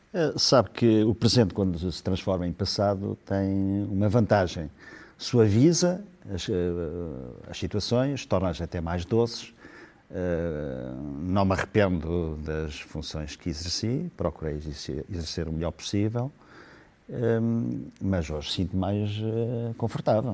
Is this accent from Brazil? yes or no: no; Ílhavo, Centro, Portugal; eu sou de Ilhavo